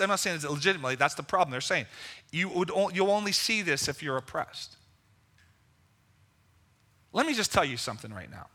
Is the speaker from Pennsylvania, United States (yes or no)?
yes; Level Green, Pennsylvania, United States; also born or lived in Lower Hill District, Pittsburgh; I grew up in Level Green. In Penn Trafford High School at that time